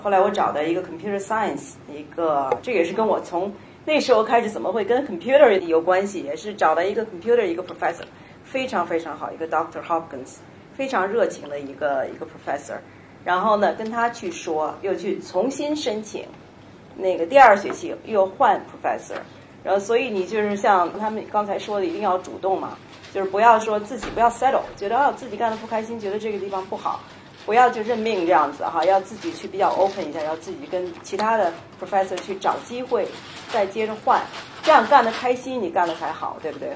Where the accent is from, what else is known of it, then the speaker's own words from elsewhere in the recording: Beijing, China; accent: Beijing; moved away as an adult; now in United States; 我是北京人，大家听得出来是吧？北京味儿还没丢，但是好多词儿都忘了